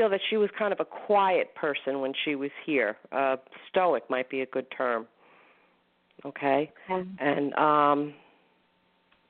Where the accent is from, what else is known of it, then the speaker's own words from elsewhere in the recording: Northport, New York, United States; I'm in my hometown library, I love Northport